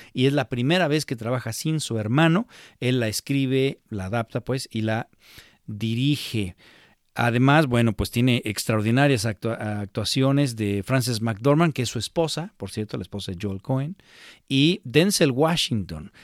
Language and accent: Spanish; Mexico; para nosotros como mexicanos